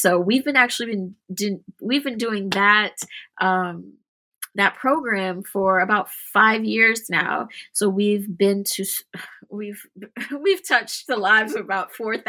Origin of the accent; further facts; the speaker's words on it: Trinidad & Tobago; Trinidadians, we consider ourselves to be a Callaloo people.